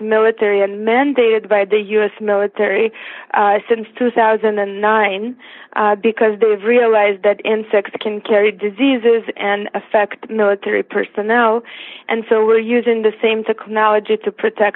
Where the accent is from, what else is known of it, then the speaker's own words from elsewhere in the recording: Siberia, Russia; English is a second language; now in United States; I was actually born in Siberia